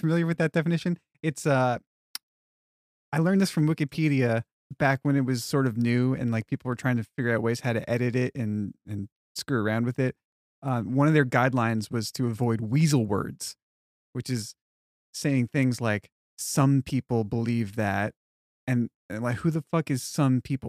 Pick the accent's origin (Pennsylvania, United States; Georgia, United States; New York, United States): New York, United States; Long Island; moved away as an adult; also born or lived in Texas; growing up on Long Island